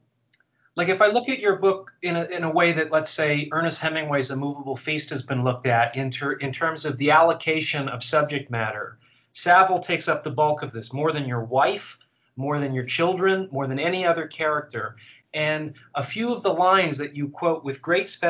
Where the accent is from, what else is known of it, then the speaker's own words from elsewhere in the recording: Canada; as a Canadian